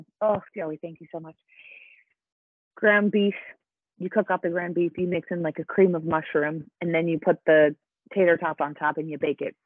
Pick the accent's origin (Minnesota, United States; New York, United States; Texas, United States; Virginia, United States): Minnesota, United States; Minneapolis; My growing up in Minneapolis was one of the most wonderful things